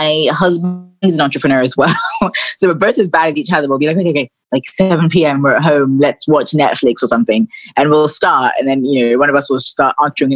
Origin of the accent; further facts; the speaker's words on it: London, United Kingdom; moved away as an adult; also born or lived in Sussex; now in Nigeria; I was born in London, and then when I was about three, I moved back to Nigeria with my family, and I lived here till I was about 9 and a half, and then I moved back to London. I went to school in Sussex